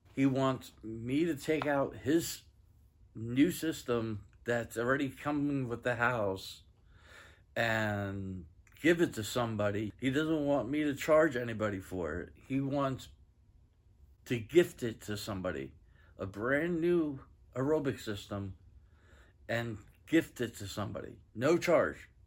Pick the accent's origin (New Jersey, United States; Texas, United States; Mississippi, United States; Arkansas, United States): Texas, United States; Granbury; I'm from Granbury, Texas